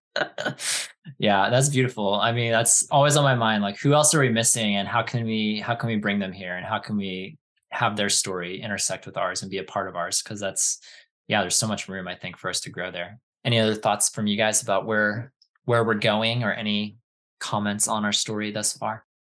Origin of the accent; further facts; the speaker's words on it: East Coast, United States; moved away as an adult; also born or lived in Southern California; after growing up on the East Coast